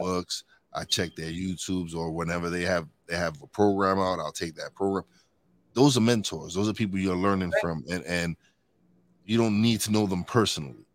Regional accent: New York City, New York, United States; moved away as an adult; now in Pocono Mountains, United States; I'm a Brooklyn boy. I was born and raised in New York City

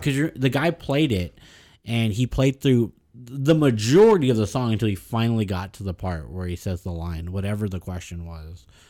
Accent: the Valley, South Texas border, United States; I consider myself born in Mexico. I was born on the border.

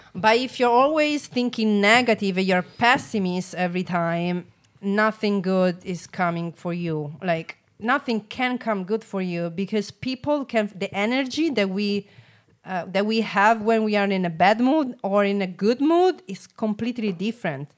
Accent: Rome, Lazio, Italy; English is a second language; moved away as an adult; now in San Diego, United States; I'm from Rome

